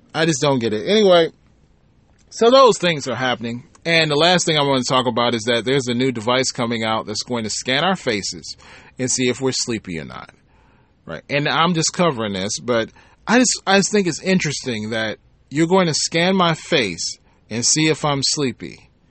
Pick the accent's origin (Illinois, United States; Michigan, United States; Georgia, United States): Michigan, United States; my home state, Michigan